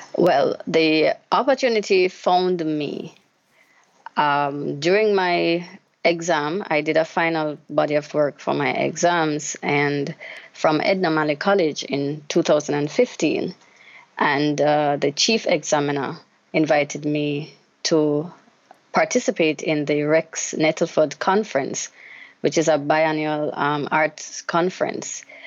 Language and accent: English; Jamaica; Growing up in Jamaica as a child